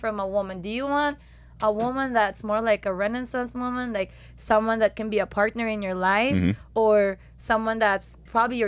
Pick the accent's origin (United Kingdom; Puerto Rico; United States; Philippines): Philippines; moved away; I'm from Philippines